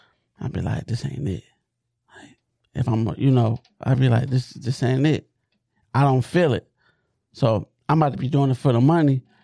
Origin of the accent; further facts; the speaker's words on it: Detroit, Michigan, United States; I'm from Southwest Detroit